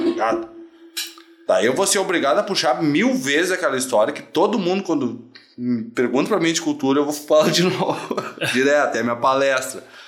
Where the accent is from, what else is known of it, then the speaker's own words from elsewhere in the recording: Gravataí, Rio Grande do Sul, Brazil; eu sou de Gravataí